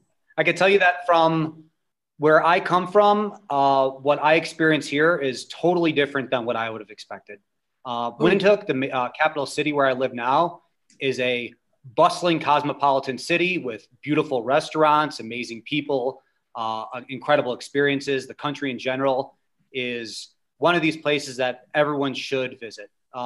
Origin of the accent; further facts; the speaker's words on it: United States; moved away as an adult; now in Namibia; I am an American living here in Namibia. I've been here for four years. I'm married to a local. And I came here as a volunteer with the U.S. Peace Corps doing business development in a small town called Lüderitz.